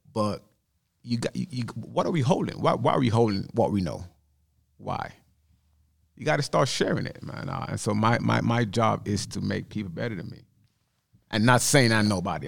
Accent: Jamaica; moved away; Growing up in Jamaica

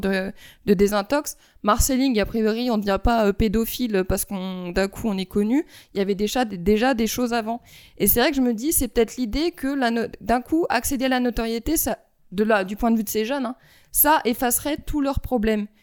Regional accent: France; en tant que française

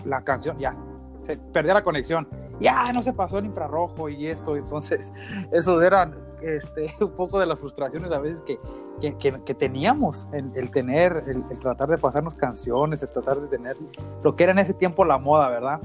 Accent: Uruapan, Michoacán, Mexico; moved away as an adult; now in United States; soy mexicano, soy ahí de, de la ciudad, de, de, la bonita ciudad de Europa, en Michoacán, y, y estoy viviendo ahorita en los Estados Unidos

